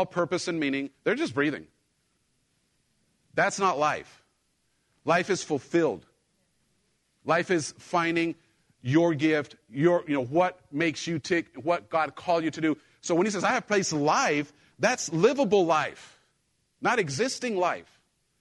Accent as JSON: {"language": "English", "country": "Mexico", "tie": "born or raised there", "moved": "yes", "said": "I grew up in Mexico"}